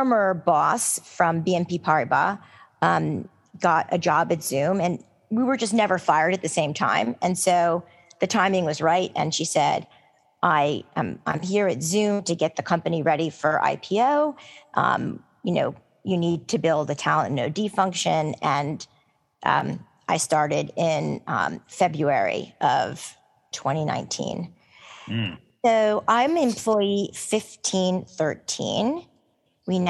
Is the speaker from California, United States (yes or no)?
no; New York, United States; as a New Yorker